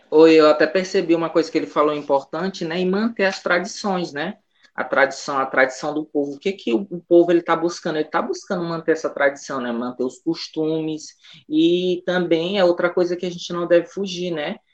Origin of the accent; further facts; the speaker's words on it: São Luís, Maranhão, Brazil; also born or lived in Imperatriz / Conceição do Araguaia, Pará; eu sou proveniente do bairro da Liberdade, né? Um, o primeiro quilombo urbano do Brasil, então, é, eu nasci aqui, né, me criei aqui